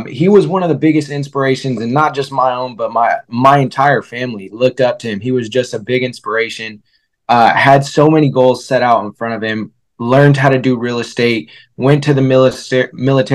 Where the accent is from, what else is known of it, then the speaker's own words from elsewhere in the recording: Vallejo, California, United States; also born or lived in Fairfield, California; we grew up in Vallejo, California, and then we moved over to Fairfield